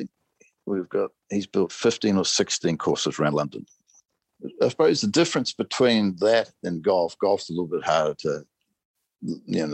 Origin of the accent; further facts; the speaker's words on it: New Zealand; being a Kiwi